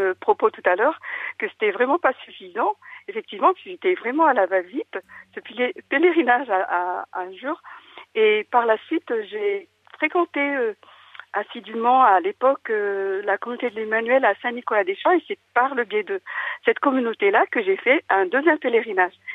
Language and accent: French; Madagascar; moved away as an adult; now in France; depuis mon enfance à Madagascar